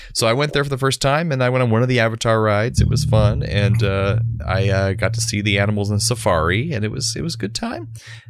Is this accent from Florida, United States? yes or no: yes; Orlando, Florida, United States; growing up in Orlando with friends who always had tickets